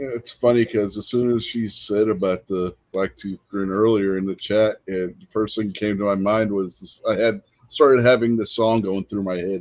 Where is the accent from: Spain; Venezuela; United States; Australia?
United States; Pennsylvania; now in West Virginia, United States; I'm originally from Pennsylvania